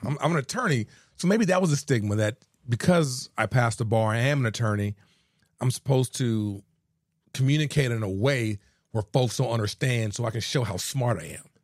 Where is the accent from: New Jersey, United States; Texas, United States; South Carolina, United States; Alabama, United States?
Texas, United States; Houston; also born or lived in San Antonio; I'm originally from Houston, uh, born and raised